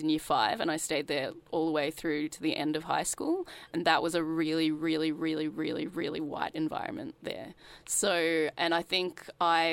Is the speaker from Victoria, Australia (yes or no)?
no; Sydney, New South Wales, Australia; I grew up in Sydney, in the suburbs